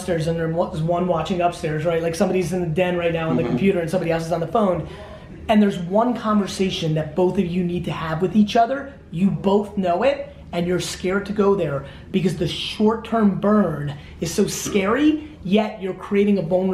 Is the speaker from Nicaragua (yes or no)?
no; Belarus; now in United States; I was born in the Soviet Union.